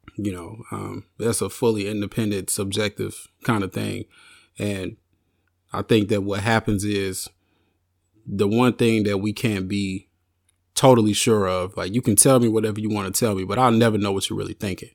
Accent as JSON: {"language": "English", "region": "Arkansas", "country": "United States", "tie": "born or raised there", "said": "I grew up in the South, born and raised in the South in Arkansas"}